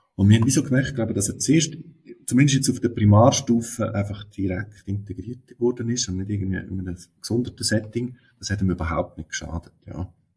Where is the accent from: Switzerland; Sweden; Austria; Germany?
Switzerland; bei uns in der Schweiz eine zusätzliche Schwierigkeit ist, dass wir da Schriftdeutsch lehren im Unterricht